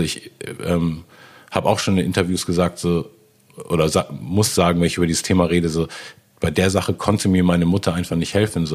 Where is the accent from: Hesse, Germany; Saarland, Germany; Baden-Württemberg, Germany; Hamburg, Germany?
Hamburg, Germany; ich bin ja in Hamburg aufgewachsen, yeah. äh, wie gesagt in Eppendorf